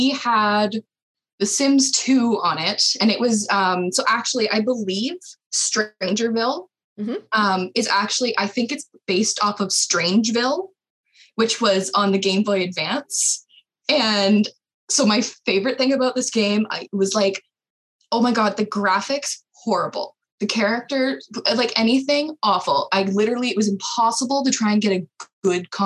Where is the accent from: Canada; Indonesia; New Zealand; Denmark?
Canada; as a Canadian